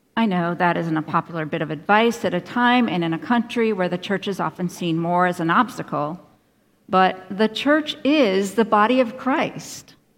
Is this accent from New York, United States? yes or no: yes; Finger Lakes region of upstate New York, United States; moved away; I grew up in the Finger Lakes region of upstate New York.